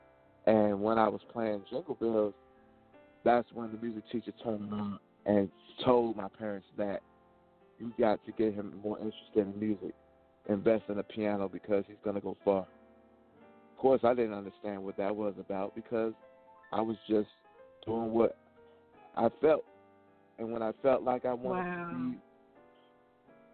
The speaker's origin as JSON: {"language": "English", "town": "Alexandria", "region": "Virginia", "country": "United States", "tie": "born or raised there", "said": "my hometown, Alexandria"}